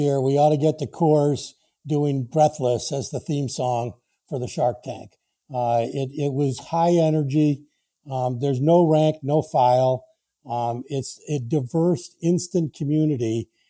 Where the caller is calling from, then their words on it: Camden, Maine, United States; I'm with you here from the shores of the harbor of Camden, Maine.